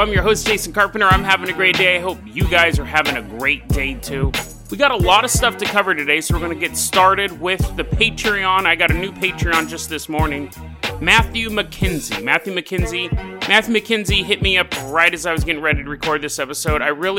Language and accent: English; Canada; hey, oi, matey, I'm from Canada.